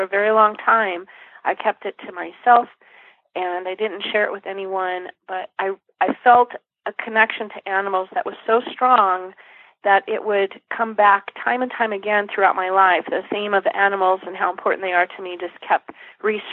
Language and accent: English; San Dimas, California, United States; also born or lived in Fullerton, California; I grew up in Southern California in a little town called San Dimas, then moved on to Fullerton